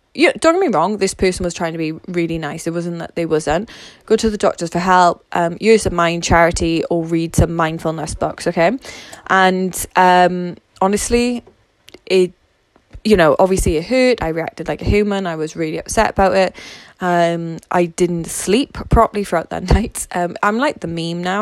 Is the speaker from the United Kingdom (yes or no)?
yes; Wales, United Kingdom; I'm Welsh, so I live in Wales